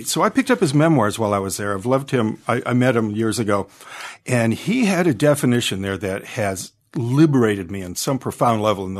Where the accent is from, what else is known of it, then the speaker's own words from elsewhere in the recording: Detroit, Michigan, United States; me about growing up in Detroit amongst all that violence